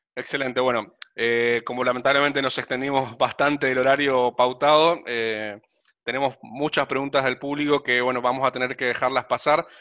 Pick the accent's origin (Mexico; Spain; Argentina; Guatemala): Argentina; Resistencia, Chaco; yo también soy del interior, soy de Resistencia Chaco